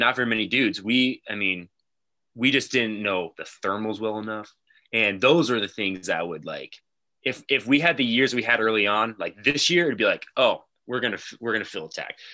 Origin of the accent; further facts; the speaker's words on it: Lincoln, Nebraska, United States; We're from Lincoln, Nebraska.